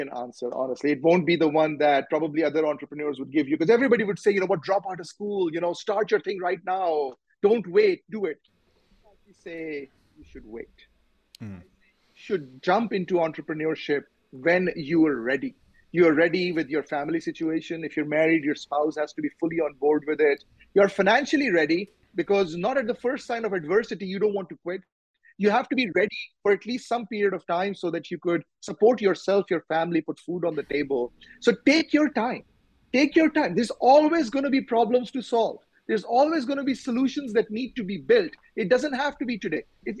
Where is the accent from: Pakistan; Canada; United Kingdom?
Pakistan; moved away; I'm from Pakistan originally